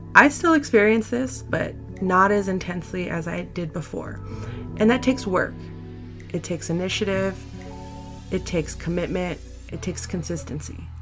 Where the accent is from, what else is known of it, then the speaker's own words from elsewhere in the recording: San Francisco, California, United States; I'm born and raised in San Francisco